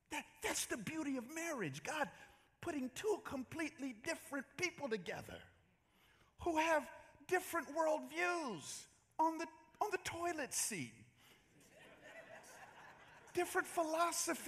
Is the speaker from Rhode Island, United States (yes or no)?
no; Atlanta, Georgia, United States; now in San Jose, United States; I grew up in Atlanta in the 80s